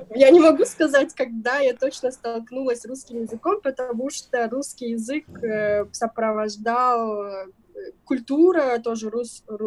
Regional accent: southern Kyrgyzstan, Kyrgyzstan; я из юга Кыргызстана выросла, родилась и выросла там, отучилась

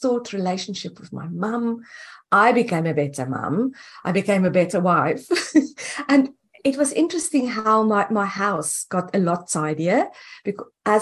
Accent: South Africa; moved away as an adult; now in United States; I'm originally from South Africa

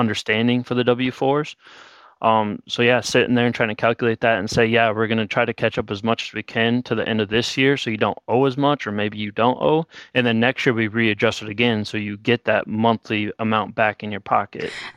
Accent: Miller, South Dakota, United States; moved away as an adult; now in Bismarck, United States; I'm from a small town in Miller, South Dakota, about fifteen hundred people

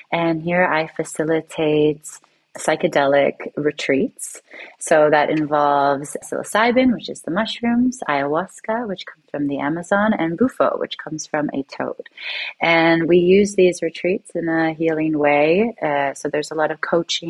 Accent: Toronto, Ontario, Canada; I'm from Toronto, Canada, and it's very much a capitalist city, a finance city.

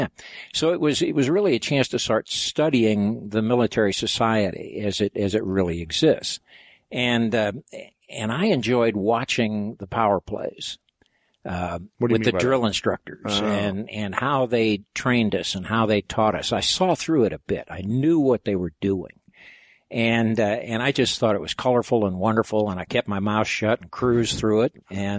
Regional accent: Cape Girardeau, Missouri, United States; I'm from Cape Girardeau.

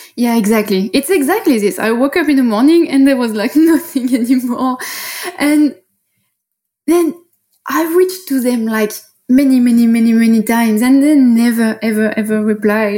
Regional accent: Paris, Île-de-France, France; accent: French; English is a second language; moved away as an adult; now in Bali, Indonesia; So I'm from Paris originally, and I started to live as an expat like four years ago

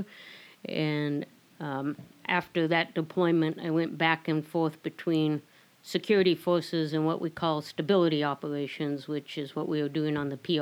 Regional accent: Alaska, United States; moved away as an adult; also born or lived in Montana; I was born in Montana and raised in Alaska

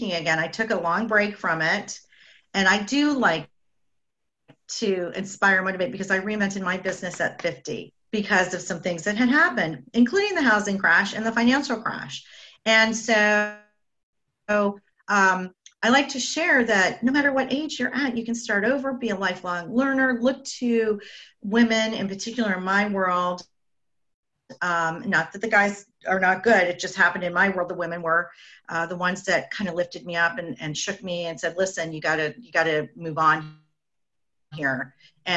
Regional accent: Canada; I'm Canadian

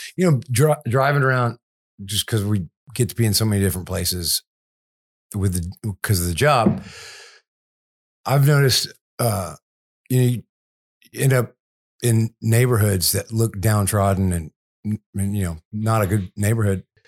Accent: Houston, Texas, United States; I'm from Houston

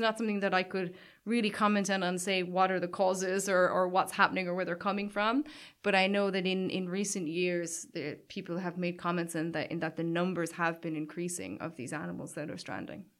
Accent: Caherdaniel, Munster, Ireland; I grew up in Cardagna, which is, like, just over the hill from Waterville.

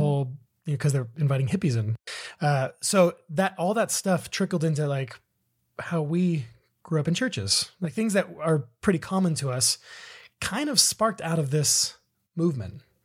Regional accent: Southern California, United States; we grew up in Southern California

